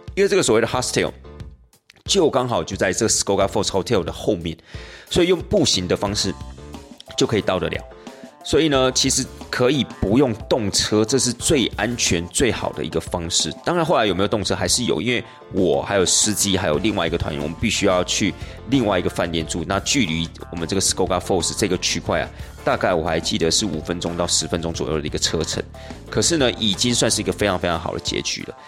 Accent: Taiwan; 对我们台湾人而言

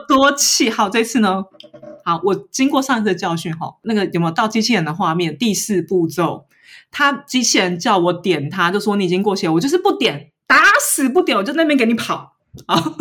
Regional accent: Taiwan; moved away as an adult; now in Paris, France; 我台湾人

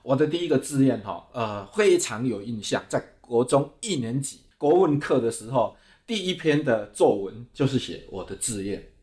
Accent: Dongshi, Chiayi County, Taiwan; now in Taipei, Taiwan; 现在我是处身在家里东西海边，是一个很贫瘠的环境

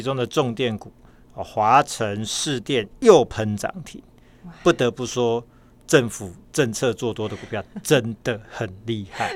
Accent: Taiwan; 那我台湾人。

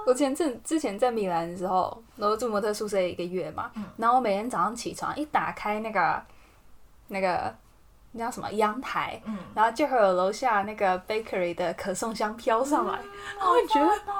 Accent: Taiwan; now in Italy; 我们说我们台湾人，

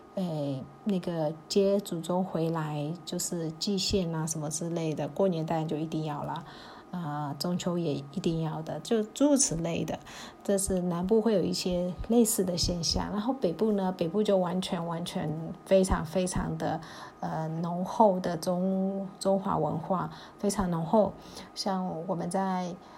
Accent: Myanmar; 缅甸，我们在，我们小时候在念书，或者是因为我们还要念缅文，又要念中文

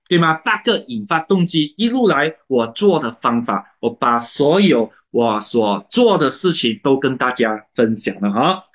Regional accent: Malaysia; 我是马来西亚的华人啊

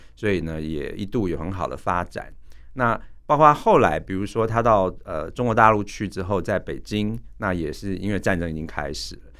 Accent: Taiwan; 我们台湾人

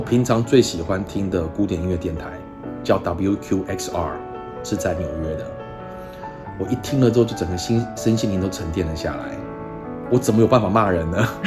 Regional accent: Taiwan; 我们台湾人

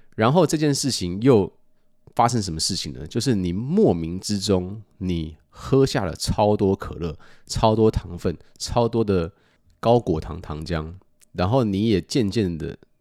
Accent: United States; 过去的我在美国长大

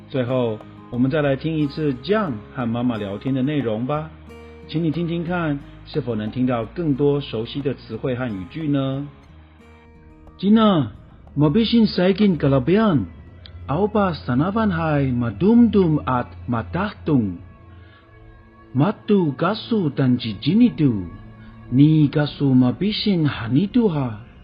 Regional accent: Taiwan; 过去我们不能族，因为没有宗教信仰，所以相信韩尼度的传说

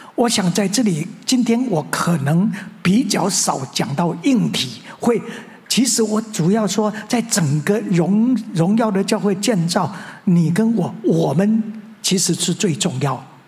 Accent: Tianzhong, Changhua County, Taiwan; moved away as an adult; now in Taipei, Taiwan; 一直到我高中毕业，我在彰化田中长老会

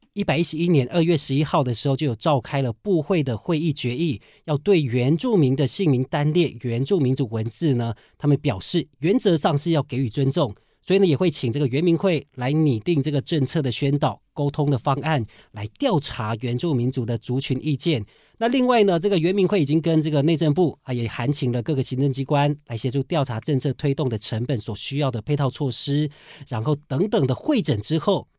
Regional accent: Taiwan; 我是在这个俊色的部落长大

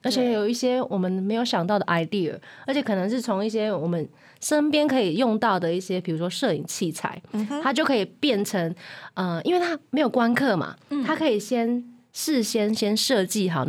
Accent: Taiwan; 真的，身为台湾人，真的好幸福哦。

